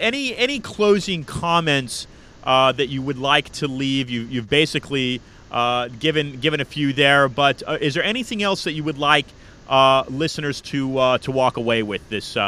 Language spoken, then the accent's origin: English; Oakland, California, United States; when I was a kid growing up in Oakland, California